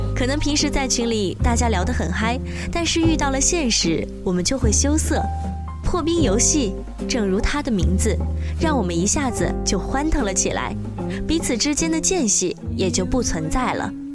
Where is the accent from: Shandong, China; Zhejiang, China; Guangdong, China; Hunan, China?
Zhejiang, China; Wenzhou; 我是来自温州大学的吉他学院的一名大一的学生